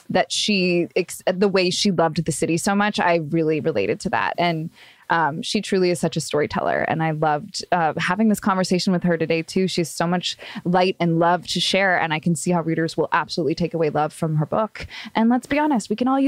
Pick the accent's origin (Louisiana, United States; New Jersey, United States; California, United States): California, United States; Long Beach; I grew up in Long Beach, which is technically LA County